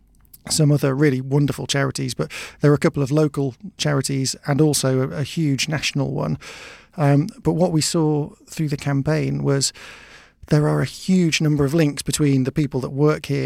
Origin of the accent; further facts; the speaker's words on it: Oxted, South East England, United Kingdom; I'm from Oxted